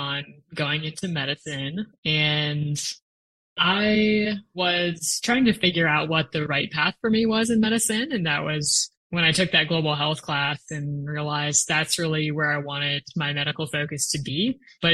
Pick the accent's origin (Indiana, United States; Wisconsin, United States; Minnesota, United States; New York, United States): Minnesota, United States; Rochester; I grew up in Rochester, Minnesota, which is the hometown of the Mayo Clinic